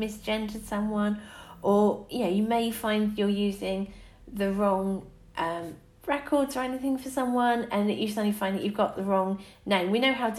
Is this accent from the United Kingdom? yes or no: yes; England, United Kingdom; We're English